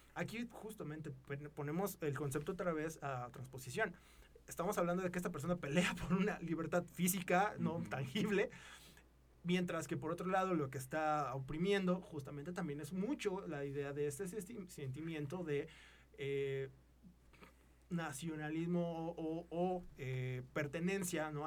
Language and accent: Spanish; Mexico; somos mexicanos, somos del mismo lugar